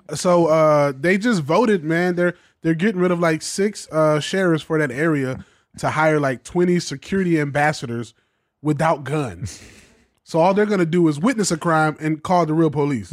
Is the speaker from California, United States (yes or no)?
no; Macon, Georgia, United States; moved away as an adult; now in Los Angeles, United States; I grew up in Macon, Georgia